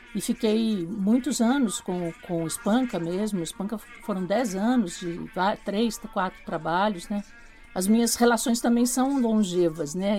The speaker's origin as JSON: {"language": "Portuguese", "town": "Porto Feliz", "region": "São Paulo", "country": "Brazil", "tie": "born or raised there", "said": "sou do interior de São Paulo, né? Porto Feliz, uma cidadezinha perto de Sorocaba, Campinas, ali naquela região. E eu comecei fazendo teatro na escola"}